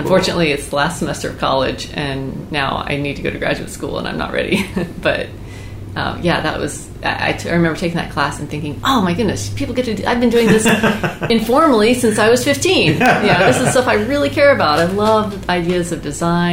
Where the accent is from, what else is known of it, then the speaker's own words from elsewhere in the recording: Foley, Alabama, United States; moved away as an adult; also born or lived in San Antonio, Texas; now in Raleigh, United States; I was born in Foley, Alabama. So I grew up there